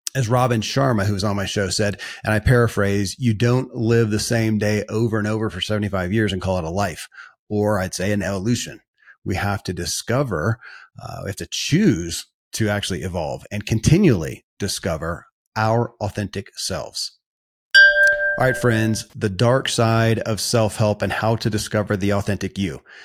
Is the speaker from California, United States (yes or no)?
no; Kentucky, United States; born or raised there